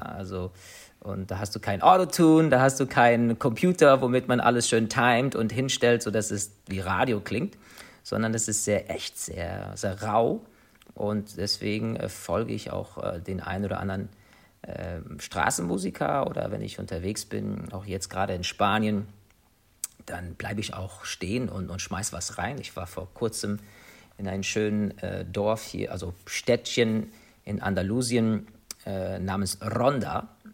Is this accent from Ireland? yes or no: yes; Ireland; moved away; also born or lived in United States; Ich bin in Irland geboren, das ist meine Heimat.